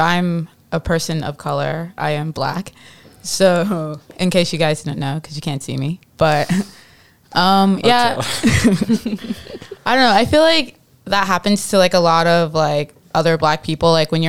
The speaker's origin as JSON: {"language": "English", "region": "Midwest", "country": "United States", "moved": "yes", "said": "When I moved here from the Midwest, I used to say pop all the time"}